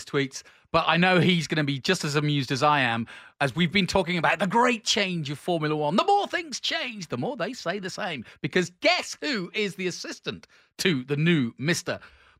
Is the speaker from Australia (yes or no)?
no; England, United Kingdom; as being an Englishman